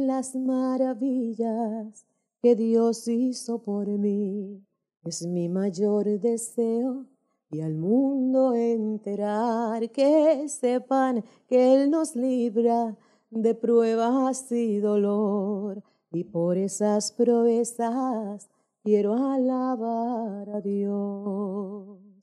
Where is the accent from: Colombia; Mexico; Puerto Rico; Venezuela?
Puerto Rico; San Juan; vivíamos mucha gente ahí en esa comunidad en San Juan y en San Juan, soy de San Juan, oriunda de allá